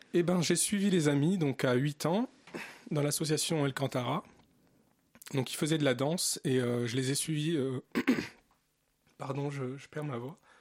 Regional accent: Bourges, Centre-Val de Loire, France; also born or lived in Algiers, Algeria / Paris, France; Je, suis né en Algérie mais j'ai grandi en France

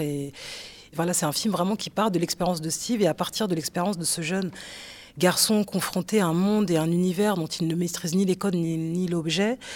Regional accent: Aulnay-sous-Bois, Île-de-France, France; je suis né à Aulnay-sous-Bois, au 3000. Je vais jamais, pourtant, euh, j'habite à 25 minutes euh, de là où j'ai grandi

